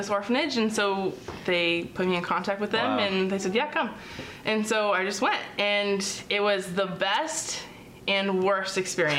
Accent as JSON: {"language": "English", "town": "Lake Stevens", "region": "Washington", "country": "United States", "said": "I'm from Lake Stevens, Washington."}